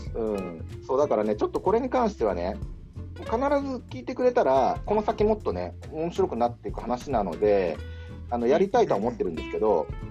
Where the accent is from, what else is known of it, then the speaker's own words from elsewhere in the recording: Kanto, Japan; also born or lived in New York; now in Fukuoka, Japan; 関東、私、関東の人間